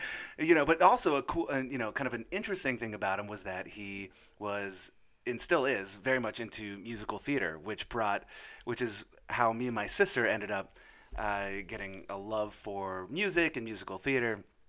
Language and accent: English; Monterey, California, United States; born there; I know I was born in Monterey out in California. My dad was stationed out there.